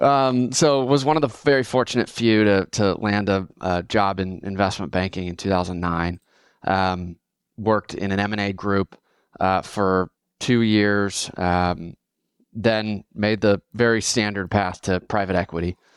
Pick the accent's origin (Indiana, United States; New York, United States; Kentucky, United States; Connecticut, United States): Indiana, United States; Fort Wayne; moved away as an adult; now in Austin, United States; born and raised in Fort Wayne, Indiana. Um, I'm based in Austin today